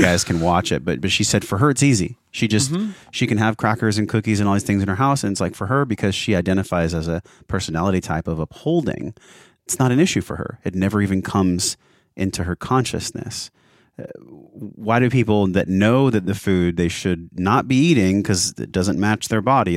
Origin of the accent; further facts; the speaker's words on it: San Diego, California, United States; I grew up in San Diego